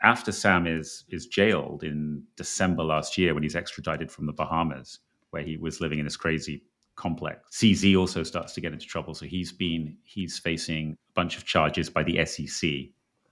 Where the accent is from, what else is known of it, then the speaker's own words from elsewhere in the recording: England, United Kingdom; I'm from England